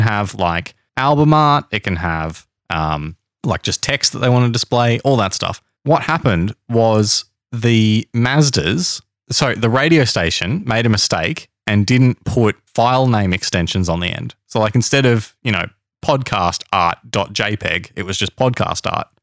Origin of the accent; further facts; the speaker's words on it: Australia; I am Australian